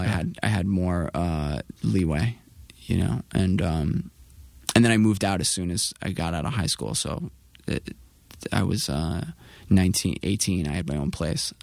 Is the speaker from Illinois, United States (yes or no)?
no; New York City, New York, United States; I was coming from Queens and, um, from, uh, at that time I was living in Astoria with my mom